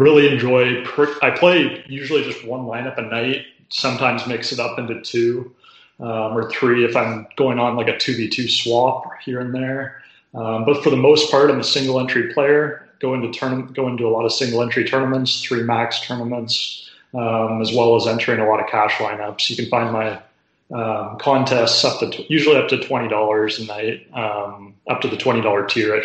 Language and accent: English; Ontario, Canada; moved away as an adult; now in British Columbia, Canada; I'm Canadian. Actually recently moved out of Ontario to the West Coast. So I'm a British Columbia guy now